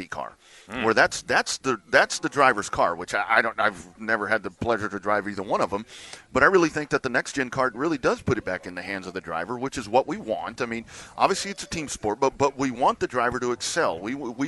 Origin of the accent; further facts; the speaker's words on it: Lockhart, Texas, United States; I grew up in a small town. I mean, I grew up in Lockhart